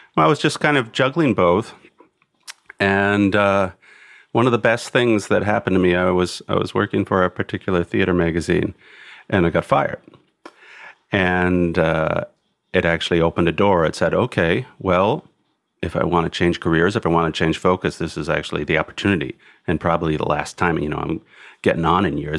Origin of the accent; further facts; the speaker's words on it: Milwaukee, Wisconsin, United States; moved away; I grew up in Milwaukee initially